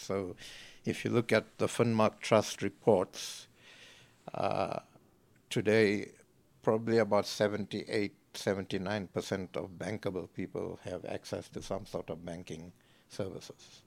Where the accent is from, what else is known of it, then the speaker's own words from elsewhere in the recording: Johannesburg, Gauteng, South Africa; born and bred Joburg.